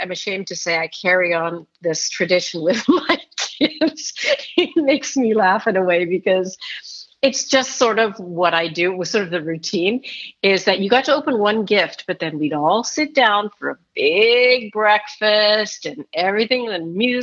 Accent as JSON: {"language": "English", "town": "Edmonton", "region": "Alberta", "country": "Canada", "tie": "born or raised there", "said": "I grew up in Canada. Right. Pretty far north in Edmonton, Alberta"}